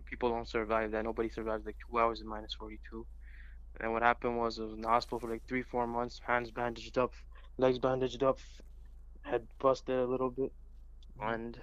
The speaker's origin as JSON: {"language": "English", "town": "Edmonton", "region": "Alberta", "country": "Canada", "tie": "born or raised there", "also_born_or_lived": "Toronto", "moved": "yes", "said": "I grew up in Edmonton"}